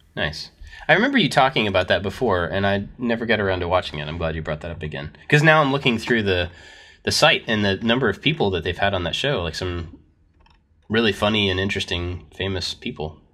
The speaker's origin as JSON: {"language": "English", "country": "United States", "said": "we are also American. All three of us are American"}